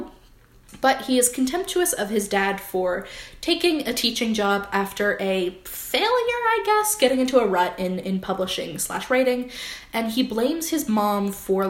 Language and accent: English; New Jersey, United States; We're two girls from Jersey